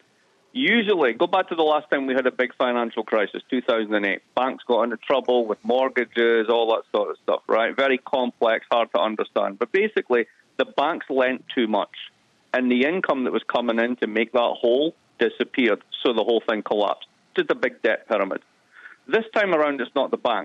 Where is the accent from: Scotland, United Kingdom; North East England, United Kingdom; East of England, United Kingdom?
Scotland, United Kingdom; East Coast of; moved away; I'm from the East Coast of Scotland